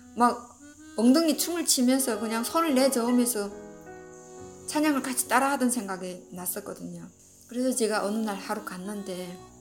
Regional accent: North Korea; moved away as an adult; now in United States; 내가 북한에서 온 사람이어서

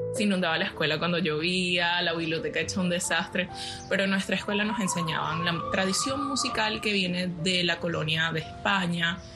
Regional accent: Venezuela; moved away; mi país

